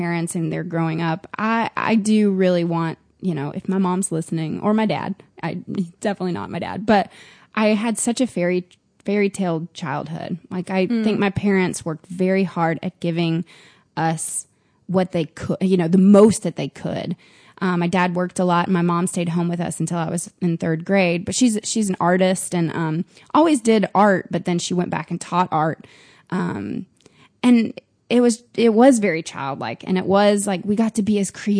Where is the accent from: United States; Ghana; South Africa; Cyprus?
United States; Nashville, Tennessee; moved away; also born or lived in Florida / Boone, North Carolina; I was born in Florida. But when I was a year and a half, they moved to Nashville, and they've been there ever since